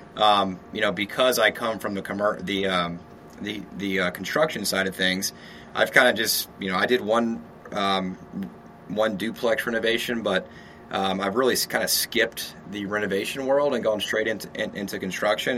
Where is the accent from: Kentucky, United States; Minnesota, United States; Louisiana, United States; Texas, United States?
Louisiana, United States; Shreveport; moved away as an adult; also born or lived in San Diego, California; now in Austin, United States; I'm from Louisiana, Shreveport, Louisiana